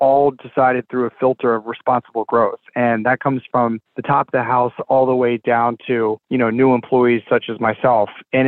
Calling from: Charlotte, North Carolina, United States; I'm joining you from Charlotte, North Carolina.

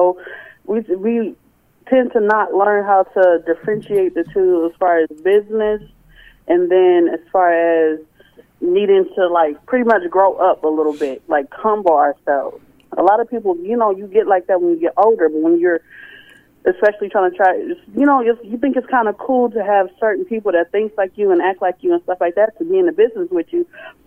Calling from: Kansas City, Missouri, United States; I'm calling from Kansas City, Missouri

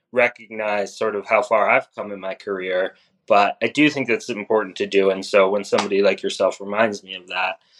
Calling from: Brooklyn, New York, United States; my apartment in rainy New York in Brooklyn.

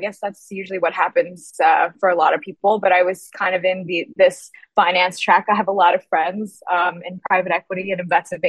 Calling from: Boston, Massachusetts, United States; also born or lived in Berlin; I am actually calling from Boston, but I'm supposed to be based in Berlin, actually. Our entire team is out in Berlin, but I've been in Boston for about a year now. And so I go back and forth.

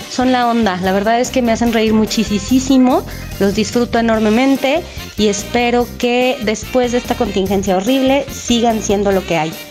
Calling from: Mexico City, Mexico; Hola chicos … de la Ciudad de México.

